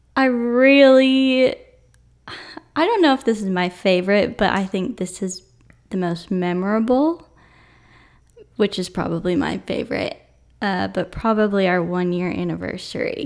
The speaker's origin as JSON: {"language": "English", "town": "Atlanta", "region": "Georgia", "country": "United States", "said": "I'm from Atlanta"}